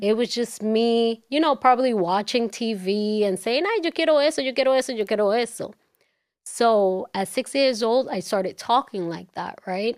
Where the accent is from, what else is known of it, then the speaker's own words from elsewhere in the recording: New York City, New York, United States; also born or lived in Dominican Republic; growing up in Washington Heights